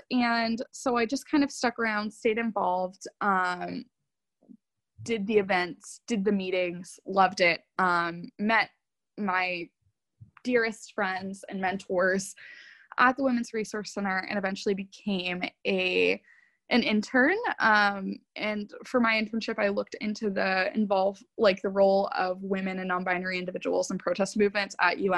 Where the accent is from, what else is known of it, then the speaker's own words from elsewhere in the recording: New England, United States; I loved growing up in New England. It was extremely formative and I wouldn't trade it for the world